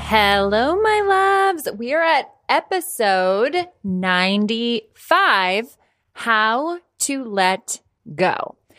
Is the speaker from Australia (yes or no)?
no; Ireland; also born or lived in United States; I'm a hundred percent Irish.